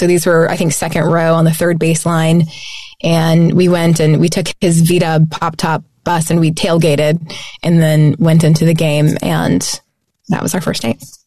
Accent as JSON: {"language": "English", "town": "Tulsa", "region": "Oklahoma", "country": "United States", "tie": "born or raised there", "also_born_or_lived": "Kansas City", "moved": "as an adult", "said": "I grew up in Tulsa."}